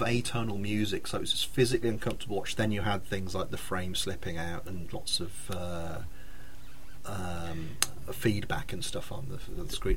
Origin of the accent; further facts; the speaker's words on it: Redditch, West Midlands, United Kingdom; I grew up in Redditch with him.